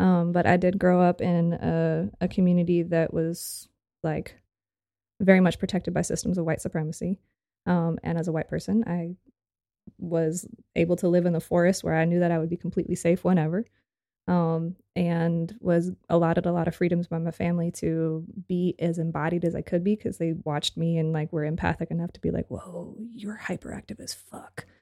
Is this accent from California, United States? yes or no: yes; Santa Cruz, California, United States; moved away as an adult; also born or lived in San Diego, California / Tijuana, Mexico / Chile / Costa Rica; I was born in Santa Cruz, California.